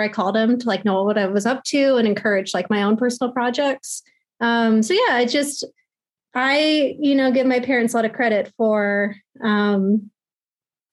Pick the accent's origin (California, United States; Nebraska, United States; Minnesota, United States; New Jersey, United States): Nebraska, United States; Omaha; I'm from Nebraska